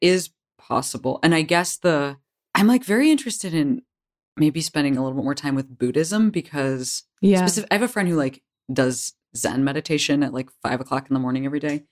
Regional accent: Chicago, Illinois, United States; I'm from Chicago

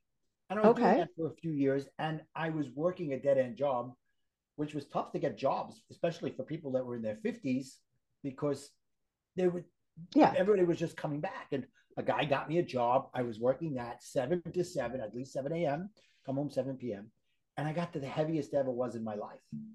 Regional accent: New York City, New York, United States; accent: Brooklyn; my Brooklyn accent

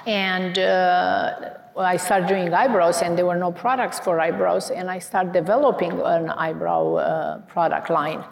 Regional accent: Romania; now in United States; So I emigrated from Romania

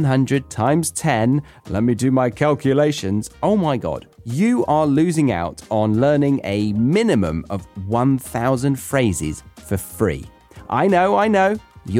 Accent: Surrey, South East England, United Kingdom; moved away as an adult; being back in the country where I started is that I no longer feel different

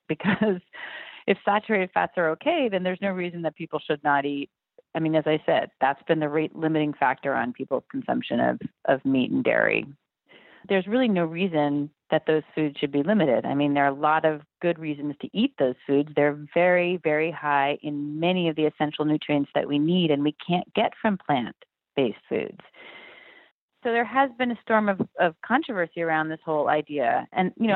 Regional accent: Berkeley, California, United States; I'm from Berkeley, California

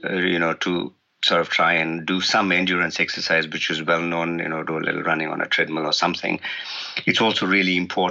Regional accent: India; now in New Zealand; originally I'm from India

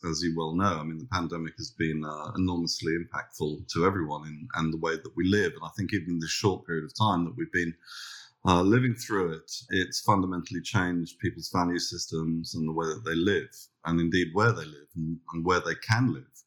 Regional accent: London, United Kingdom; now in Australia; So, we've been established in Australia now for 28 years. We came from London

